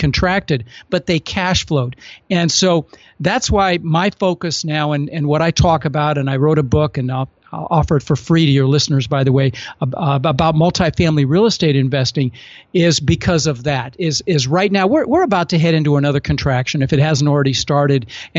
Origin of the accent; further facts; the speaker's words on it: Denver, Colorado, United States; I had, you know, the palm trees because I grew up in Denver